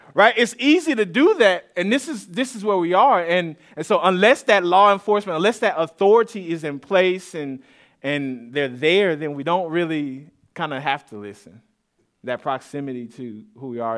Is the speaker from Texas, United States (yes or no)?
yes; Austin, Texas, United States; I grew up here in the Austin area on the east side of Austin, uh, s, more so Saint John's